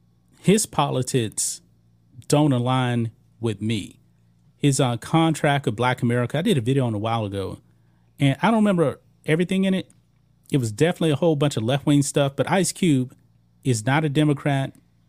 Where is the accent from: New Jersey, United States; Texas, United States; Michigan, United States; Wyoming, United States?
Texas, United States; I'm from Texas.